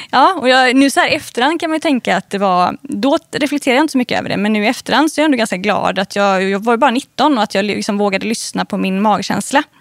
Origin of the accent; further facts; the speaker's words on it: Gothenburg, Västra Götaland, Sweden; jag är uppvuxen i, utanför Göteborg. Eh, på landet skulle jag faktiskt vilja säga